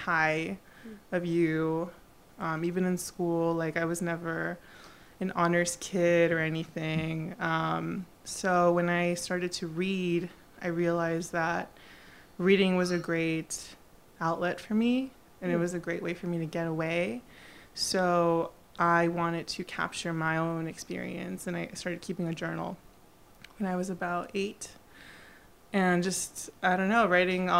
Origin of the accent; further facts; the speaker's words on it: Los Angeles, California, United States; first language Spanish; English is a second language; I was born and raised in LA. Okay. And I am the daughter of immigrant Mexican